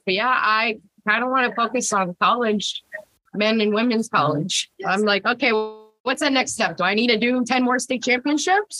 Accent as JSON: {"language": "English", "town": "Tucson", "region": "Arizona", "country": "United States", "tie": "born or raised there", "also_born_or_lived": "Phoenix, Arizona", "first_language": "Spanish", "second_language": "English", "said": "I'm born and raised out of Tucson, Arizona"}